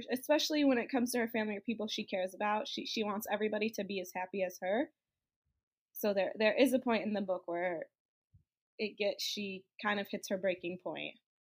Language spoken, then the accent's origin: English; Michigan, United States; I am from Michigan, grew up in Michigan